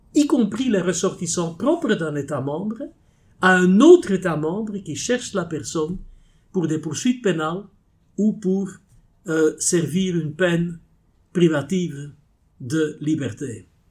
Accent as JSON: {"language": "French", "region": "Flanders", "country": "Belgium", "first_language": "Dutch", "second_language": "French", "said": "je suis belge"}